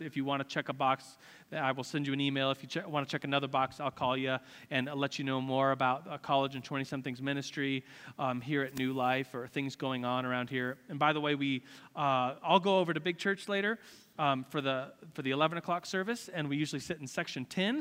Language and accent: English; United States; As an American, as someone who's rich